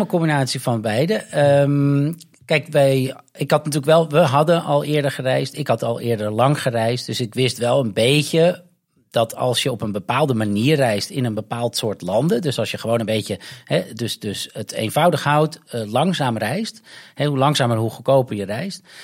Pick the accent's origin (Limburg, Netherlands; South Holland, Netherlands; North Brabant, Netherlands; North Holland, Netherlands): North Holland, Netherlands; moved away as an adult; also born or lived in Amsterdam / London; now in Goa, India; Ik kom uit Noord-Holland